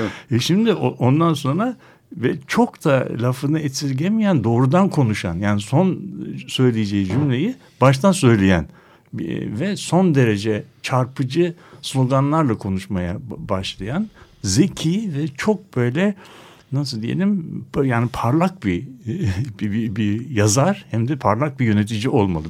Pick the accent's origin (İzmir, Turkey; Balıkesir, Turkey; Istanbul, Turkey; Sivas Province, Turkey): Istanbul, Turkey; bir İstanbullu olarak